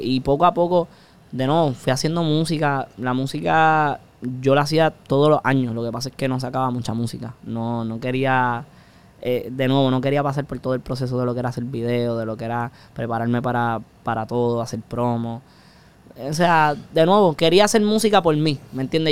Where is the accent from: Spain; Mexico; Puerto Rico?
Puerto Rico; No somos de Puerto Rico si no decimos puñeta